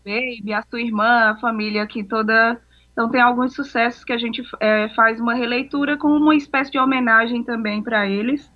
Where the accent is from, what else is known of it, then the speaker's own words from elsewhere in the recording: Aurora, Ceará, Brazil; eu sou de Aurora.